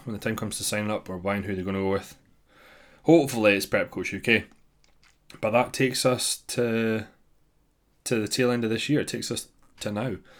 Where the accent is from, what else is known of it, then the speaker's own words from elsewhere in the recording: Dundee, Scotland, United Kingdom; my hometown, which is Dundee, Scotland.